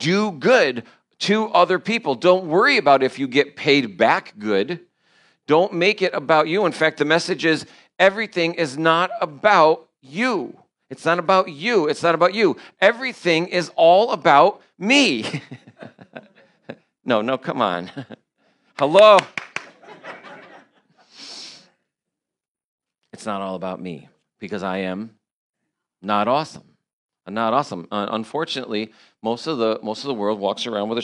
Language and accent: English; New York, United States; I'm from New York